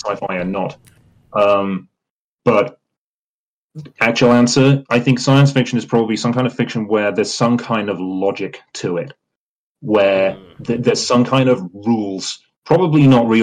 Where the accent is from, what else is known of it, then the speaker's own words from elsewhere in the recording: United Kingdom; I'm British